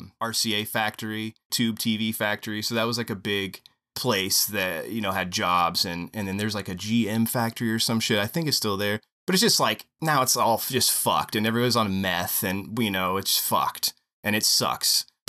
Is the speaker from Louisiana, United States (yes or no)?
no; Marion, Indiana, United States; now in Columbus, United States; I'm from Marion, Indiana.